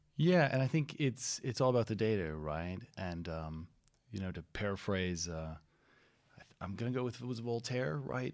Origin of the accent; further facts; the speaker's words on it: Florida, United States; also born or lived in California; I grew up in Florida and California